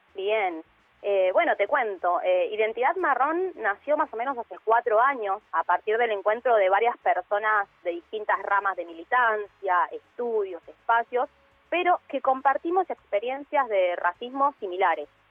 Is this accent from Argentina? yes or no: yes; Villa Fiorito, Buenos Aires Province, Argentina; also born or lived in Lanús; yo vivo en Lanús, estoy en el sur del conurbano, me crié en Villa Fiorito